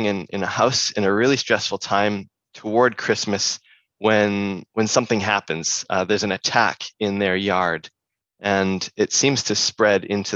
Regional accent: Alberta, Canada; moved away; also born or lived in Montreal / France / Australia; I grew up in Alberta

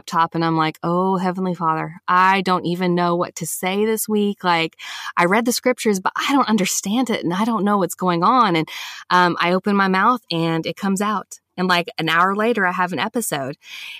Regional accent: the South, United States; Like I said, growing up in the South, you know, getting a taste of so many other Christian denominations

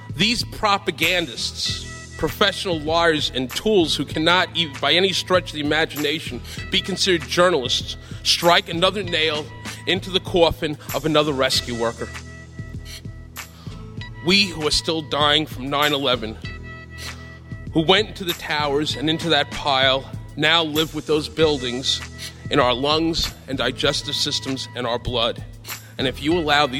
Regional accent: New York City, New York, United States; the South Bronx, where I'd grown up

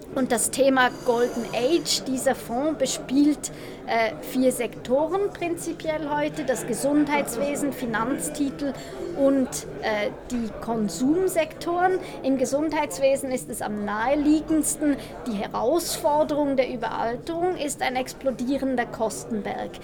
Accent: Switzerland; ich bin Schweizerin

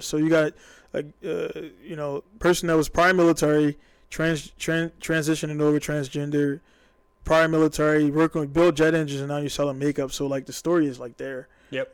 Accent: Baltimore, Maryland, United States; I'm from Baltimore.

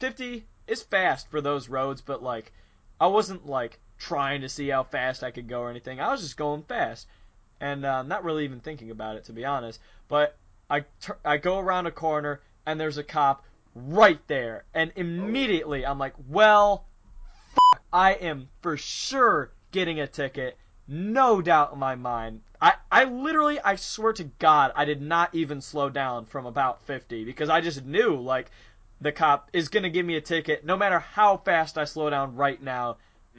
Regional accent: North Olmsted, Ohio, United States; North Olmsted

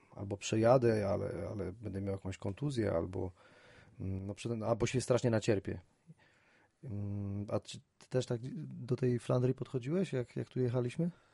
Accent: Wrocław, Lower Silesian Voivodeship, Poland; u nas we Wrocławiu

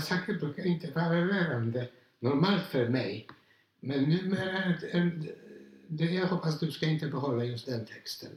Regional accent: Poland; Swedish is a second language; moved away as an adult; now in Sweden; jag varit uppvuxen i polsk kultur och språket. Mm. Därför känner jag mig som polack.

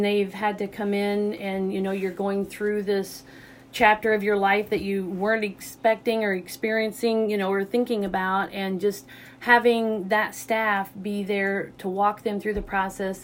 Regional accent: Southeast Missouri, United States; also born or lived in Rolla, Missouri; I'm originally from Southeast Missouri, so I've been in Rolla since 1990

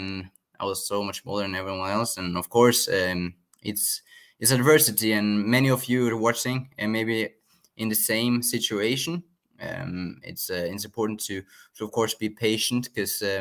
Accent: Norway; I am from Norway

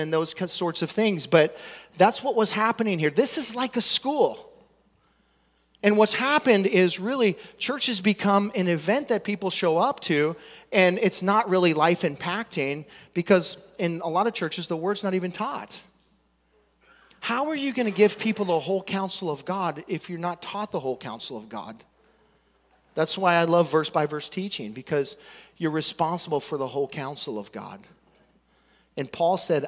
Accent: United States; We came from America, dude. We're Americans.

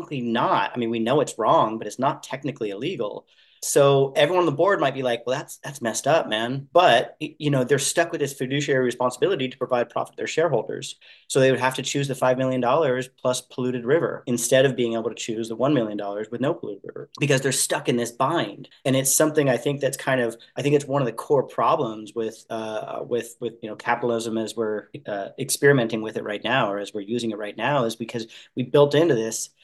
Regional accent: Santa Barbara, California, United States; also born or lived in Hawaii; now in Sebastopol, United States; I grew up in Santa Barbara, California.

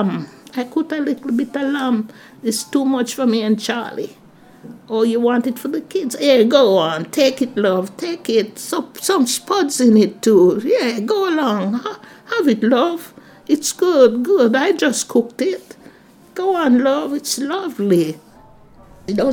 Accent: Jamaica; moved away as an adult; now in United Kingdom; I'm a Jamaican. My way I talk, the clothes I wear

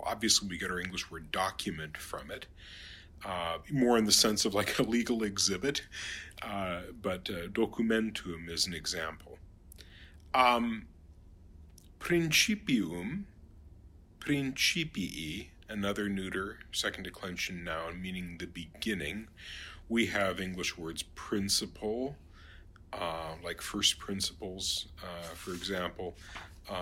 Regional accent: St. Paul, Minnesota, United States; my hometown here of St. Paul, Minnesota

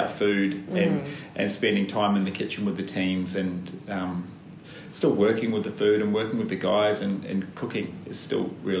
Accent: Christchurch, Canterbury, New Zealand; accent: New Zealand; moved away as an adult; now in Melbourne, Australia; I'm from Christchurch.

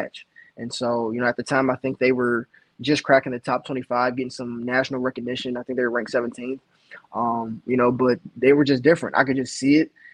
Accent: Ohio, United States; growing up in Ohio

